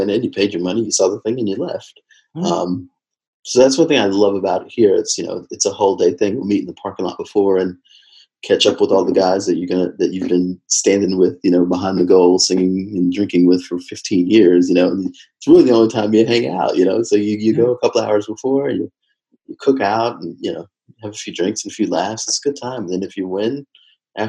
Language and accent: English; Texas, United States; moved away as an adult; also born or lived in London; now in New Jersey, United States; before I moved to New Jersey, I'm originally from Texas.